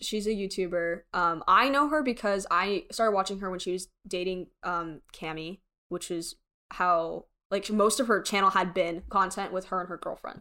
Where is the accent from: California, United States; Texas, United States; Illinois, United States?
Texas, United States; Frisco; I grew up in Frisco